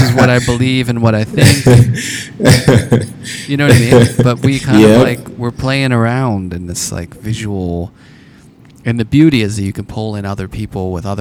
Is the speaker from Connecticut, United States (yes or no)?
no; Pittsburgh, Pennsylvania, United States; I grew up in Pittsburgh, and Andy Warhol was just kind of, it was always around